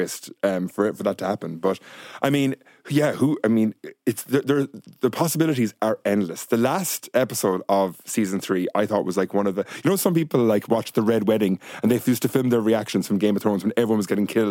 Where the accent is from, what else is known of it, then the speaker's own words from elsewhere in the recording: Ireland; as Irish people